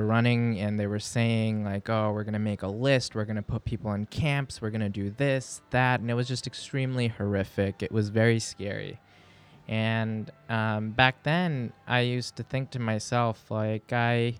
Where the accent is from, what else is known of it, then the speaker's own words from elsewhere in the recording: New York City, New York, United States; also born or lived in Lahore, Pakistan / Long Island, New York; I was born in Bay Ridge in Brooklyn on 9/11/1990